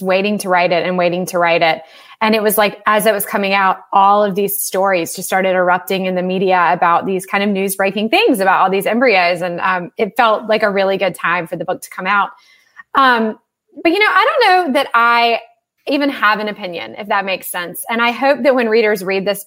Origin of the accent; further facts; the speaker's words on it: the South, United States; I grew up here and I know about it